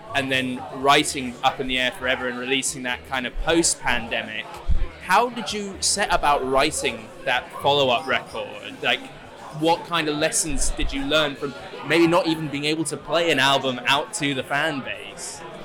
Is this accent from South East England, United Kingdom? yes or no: yes; Oxford, South East England, United Kingdom; we're from Oxford